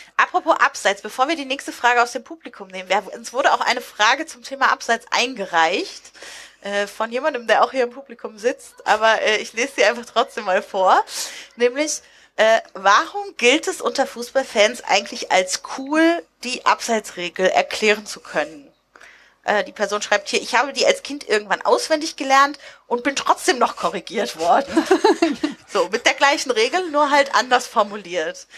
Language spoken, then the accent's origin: German; near Lüneburg, Lower Saxony, Germany; also ich komme aus der Nähe von Lüneburg